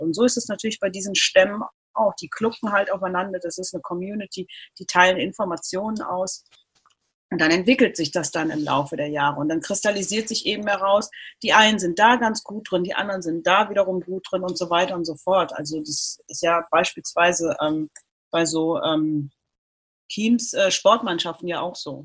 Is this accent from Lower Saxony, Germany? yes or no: no; Cologne, North Rhine-Westphalia, Germany; in Köln geboren, aufgewachsen, zur Schule gegangen